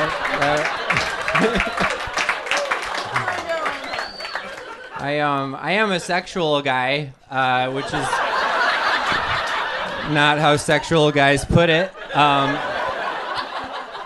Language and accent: English; Wisconsin, United States; now in New York City, United States; I'm from Wisconsin.